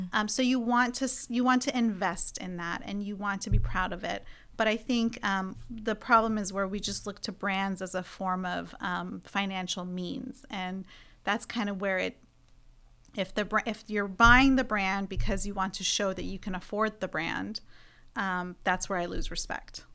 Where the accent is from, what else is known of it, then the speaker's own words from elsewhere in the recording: Iran; now in United States; I come from Iran